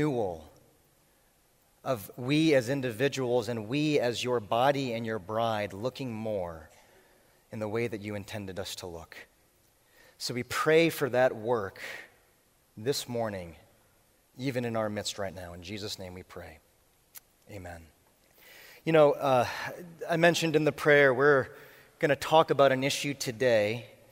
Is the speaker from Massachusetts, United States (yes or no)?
yes; Boston, Massachusetts, United States; I am from Boston